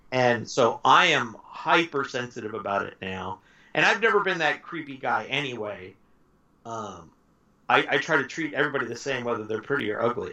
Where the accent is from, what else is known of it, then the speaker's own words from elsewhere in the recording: Los Angeles, California, United States; also born or lived in Montebello, California / South Whittier, California; I grew up in Southern California, and all my friends were Hispanic in uh, East LA. Mm-hmm. I grew up East LA, Montebello, South Whittier, those that area